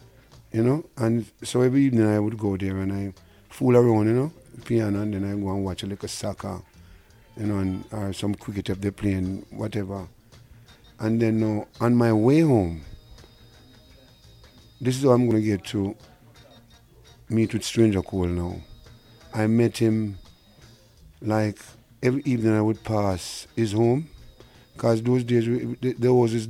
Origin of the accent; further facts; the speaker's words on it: Kingston, Jamaica; I grew up in Denham Town, they call it Western Kingston, Smith Village, and I attended Denham